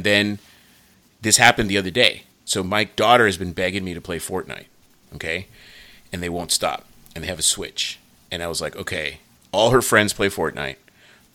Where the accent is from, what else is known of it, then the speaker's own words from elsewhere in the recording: United States; I'm an American